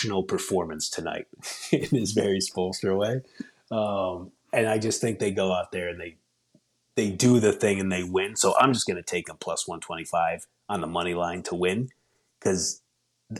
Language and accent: English; England, United Kingdom; I'm an English person